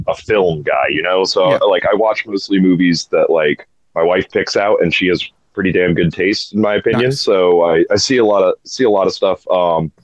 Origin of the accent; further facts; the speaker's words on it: United States; as like an American